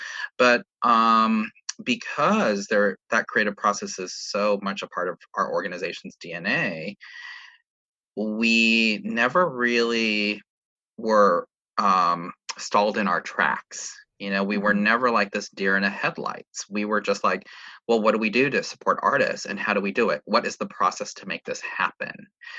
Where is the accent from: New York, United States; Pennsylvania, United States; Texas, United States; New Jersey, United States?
New York, United States; New York City; but as a New Yorker and as a arts administrator working for an organization that is New York based